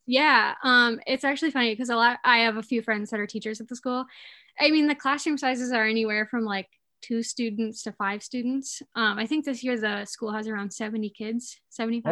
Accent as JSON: {"language": "English", "town": "Escanaba", "region": "Michigan", "country": "United States", "tie": "born or raised there", "moved": "as an adult", "lives_now": "Mackinac Island, United States", "said": "I am from Escanaba, Michigan. Um, I grew up there my whole life."}